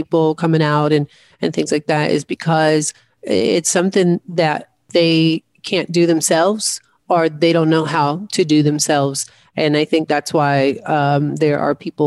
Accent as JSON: {"language": "English", "region": "the South", "country": "United States", "tie": "born or raised there", "said": "growing up in the South"}